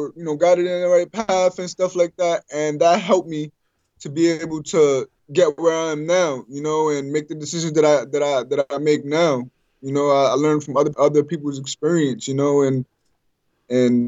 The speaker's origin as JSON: {"language": "English", "region": "New York", "country": "United States", "said": "I'm from New York"}